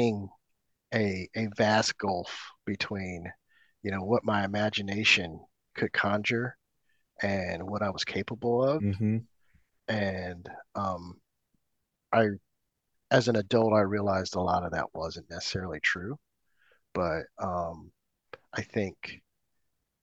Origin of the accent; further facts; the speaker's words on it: Oakland, California, United States; moved away as an adult; also born or lived in Tokyo, Japan; now in Los Angeles, United States; I grew up in Oakland, California, in the 80s, I lived there probably until what, my early 30s